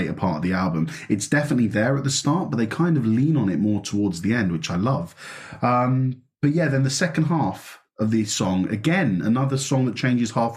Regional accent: United Kingdom; I'm so British.

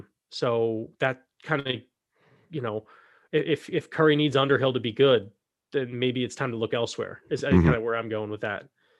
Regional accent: Scotland, United Kingdom; I'm from Scotland. So it's nice to be able to give them a shout.

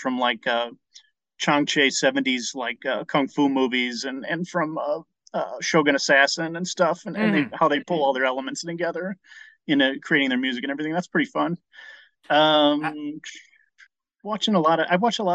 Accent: Calumet City, Illinois, United States; moved away as an adult; also born or lived in Indiana / Chicago; now in Los Angeles, United States; I was in Cal City, south suburbs over there

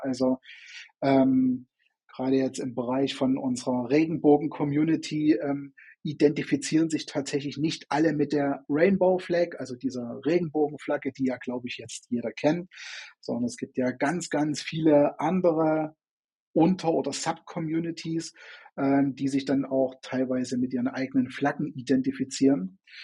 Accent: Chemnitz, Saxony, Germany; bin in, äh, in Chemnitz oder damals Karl-Marx-Stadt hieß es ja noch, vor der Wende geboren

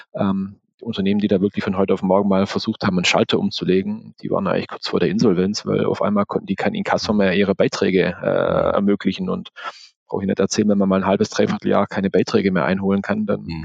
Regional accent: Swabia, Germany; ich bin Schwabe

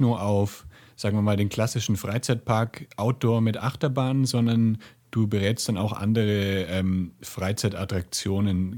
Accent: Franconia, near Nuremberg, Bavaria, Germany; now in Guadalajara, Mexico; ich bin gerade in Nürnberg bei meinen, also in der Nähe von Nürnberg bei meinen Eltern. Ich bin hier auch aufgewachsen in Franken

